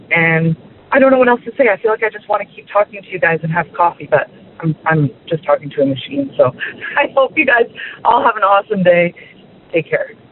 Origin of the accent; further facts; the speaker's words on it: Canada; I'm from Canada.